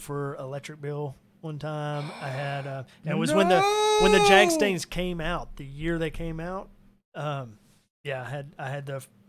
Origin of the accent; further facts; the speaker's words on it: Cabot, Arkansas, United States; also born or lived in Little Rock; Yeah, since I was five. I was born in Little Rock and then lived in Cabot and then moved around since then, but Cabot.